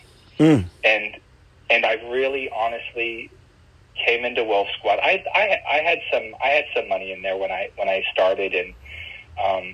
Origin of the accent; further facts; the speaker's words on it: Bloomington, United States; I grew up in Bloomington.